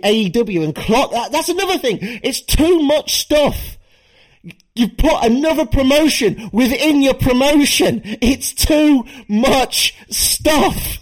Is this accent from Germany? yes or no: no; United Kingdom; as a British wrestling fan